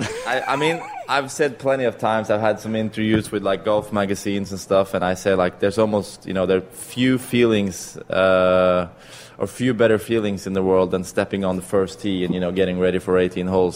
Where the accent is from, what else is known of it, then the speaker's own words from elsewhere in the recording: Norway; I'm from Europe